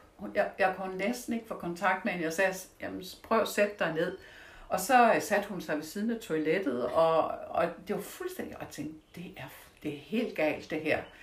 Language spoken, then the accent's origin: Danish; Denmark; jeg er fra Jylland og kommer fra landet. Så der slagtede vi jo